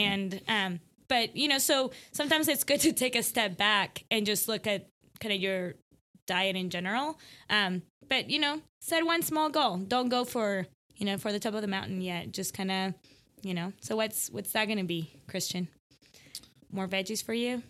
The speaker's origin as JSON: {"language": "English", "country": "Ecuador", "moved": "yes", "lives_now": "Allen, TX, United States", "said": "I'm from Ecuador"}